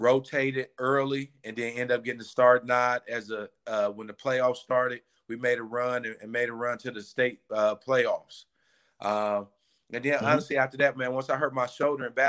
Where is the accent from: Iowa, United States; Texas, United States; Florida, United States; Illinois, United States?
Illinois, United States; Chicago; now in Ohio, United States; I'm originally from Chicago.